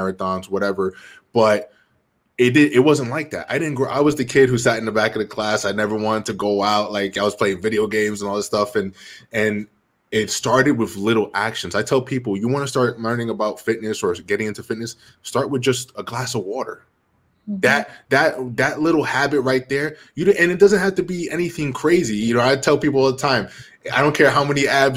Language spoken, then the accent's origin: English; Jersey City, New Jersey, United States; I was born and raised in Jersey City, New Jersey